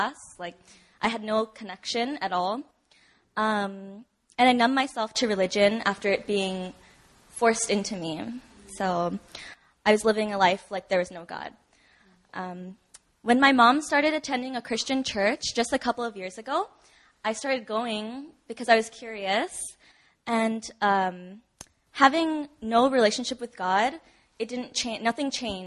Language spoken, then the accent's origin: English; Hawaii, United States; moved away as an adult; now in Busan, South Korea; Back home in Hawaii, I grew up in a Catholic church and went to an all-girls Catholic school all of my life until college